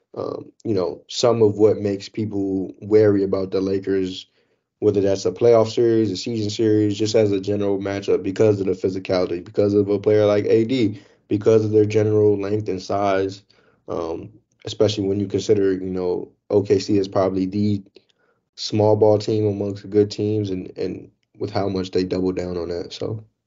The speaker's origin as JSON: {"language": "English", "town": "Chicago", "region": "Illinois", "country": "United States", "moved": "yes", "said": "I'm from Chicago"}